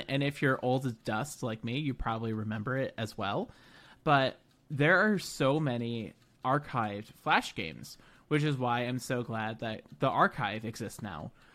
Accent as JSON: {"language": "English", "country": "United States", "said": "an American experience and lens"}